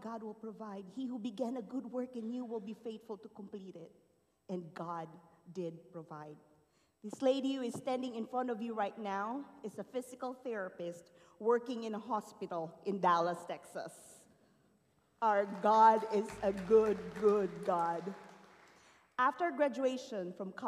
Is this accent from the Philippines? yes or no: yes; Philippines; born or raised there; moved away